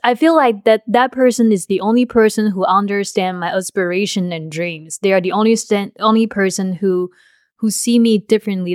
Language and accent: English; Taiwan; moved away; in Taiwan, the way I grew up